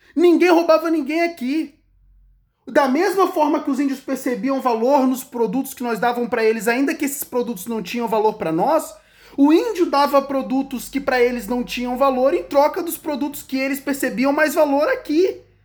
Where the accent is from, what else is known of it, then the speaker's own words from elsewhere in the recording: Brazil; Eu não sou israelense. A história do povo de Israel não é a minha história. Eu sou o elemento brasileiro